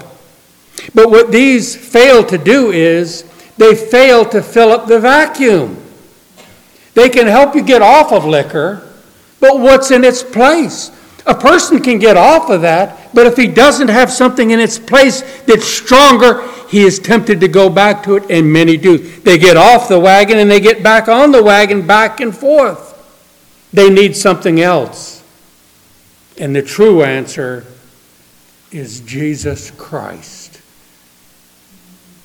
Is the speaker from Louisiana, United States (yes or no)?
yes; New Orleans, Louisiana, United States; moved away; Every few years I go back to my hometown in New Orleans